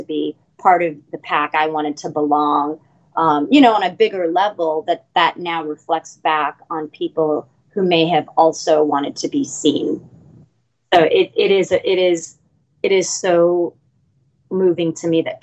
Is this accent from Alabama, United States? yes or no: no; Los Angeles, California, United States; We all were born and raised in Los Angeles proper, grew up here